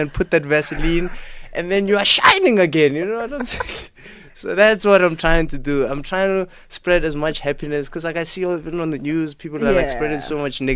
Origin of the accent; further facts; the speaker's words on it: Limpopo, South Africa; English is a second language; moved away; I came from Limpopo, learned English in 2006